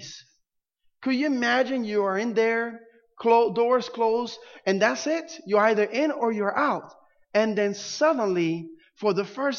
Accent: Puerto Rico; now in Florida, United States; Growing up in Puerto Rico

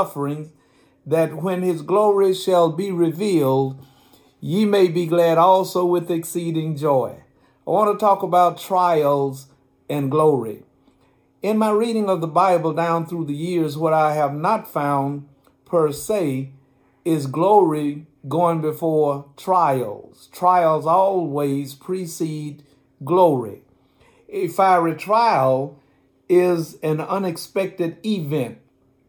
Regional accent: United States; being an American

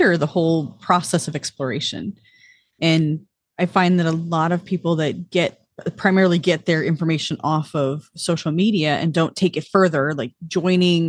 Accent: California, United States; moved away; I'm from California

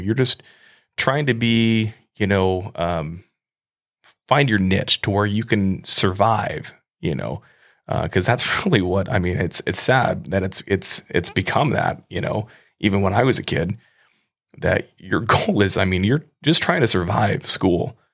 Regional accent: Midwest, United States; I grew up in the Midwest. I grew up in a pretty rural area.

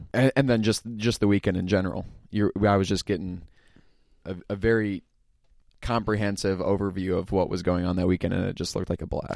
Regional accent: Pella, Iowa, United States; I'm from Pella.

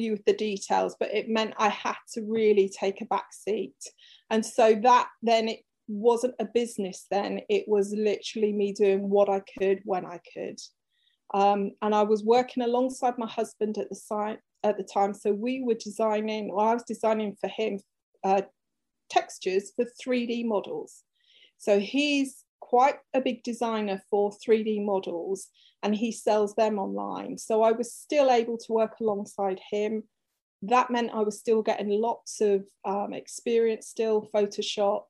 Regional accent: England, United Kingdom; also born or lived in Cornwall; I'm from England, if you didn't tell from the accent.

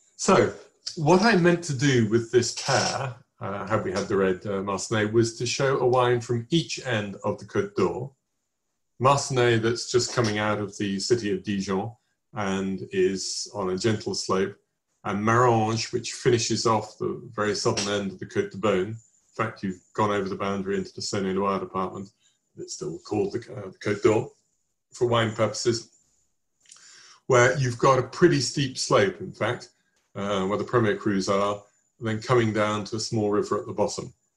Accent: England, United Kingdom; accent: English; my English accent

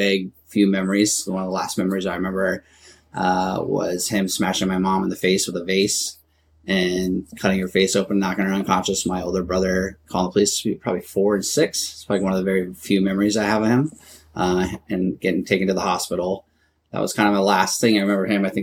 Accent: Everett, Washington, United States; also born or lived in Illinois / Arizona; I grew up in Everett. I mean, I was born in Illinois. Lived there just for about 2 years and then ended up moving to Arizona after my dad passed and came up to Washington

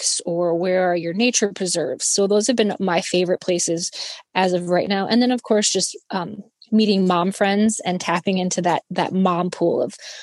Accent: Iowa, United States; moved away as an adult; also born or lived in Kansas City; now in Los Angeles, United States; I was born and raised in Iowa.

